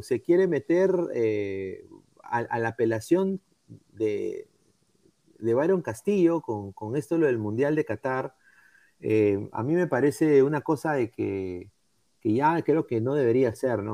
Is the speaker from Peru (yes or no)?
yes; Peru; como peruano